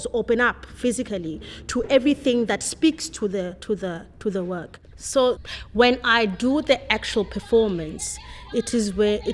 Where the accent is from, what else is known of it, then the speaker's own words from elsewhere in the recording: Cape Town, Western Cape, South Africa; I grew up in Khayelitsha. I grew up with both my parents, my mother and my father.